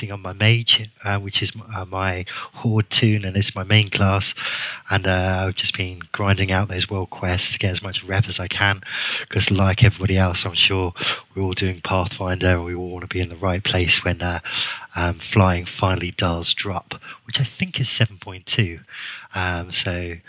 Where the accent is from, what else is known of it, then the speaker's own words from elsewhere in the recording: Guernsey; accent: kind of English; the island's called Guernsey, so I'm a Guernseyman.